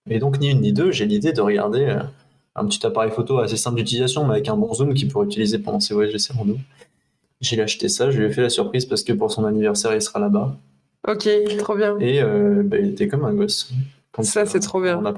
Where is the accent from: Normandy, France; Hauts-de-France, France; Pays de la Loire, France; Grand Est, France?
Pays de la Loire, France; Le Mans; moi, je suis du Mans, hein, je suis plutôt pôle Nord.